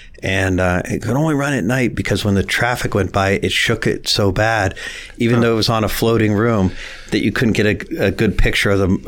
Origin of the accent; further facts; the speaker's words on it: Warren, Ohio, United States; accent: hillbilly; I grew up right off North Road on Quarry Lane and technically in Howland, but surrounded all about Warren. And always consider myself a Warrenite. And even though I went to Howland High School